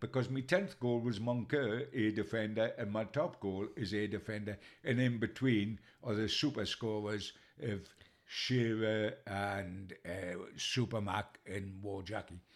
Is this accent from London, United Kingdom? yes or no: no; Newcastle upon Tyne, North East England, United Kingdom; I'm a Geordie, and we were born into a number nine legend